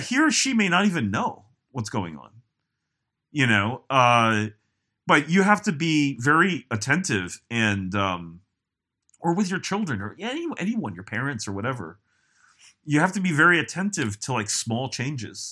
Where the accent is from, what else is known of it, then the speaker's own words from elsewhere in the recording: United States; I am very American